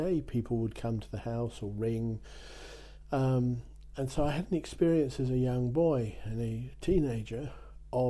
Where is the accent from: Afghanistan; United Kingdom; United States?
United Kingdom; near Dover, South East England; now in France; I'm English. I was born near Dover into a family.